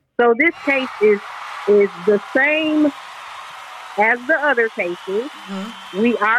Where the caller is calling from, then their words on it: Atlanta, Georgia, United States; I'm calling from Atlanta.